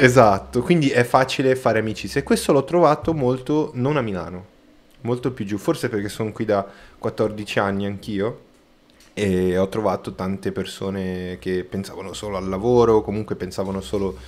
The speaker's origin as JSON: {"language": "Italian", "country": "Brazil", "second_language": "Italian", "moved": "yes", "lives_now": "Milan, Italy", "said": "Io sono brasiliano e sono 100% brasiliano"}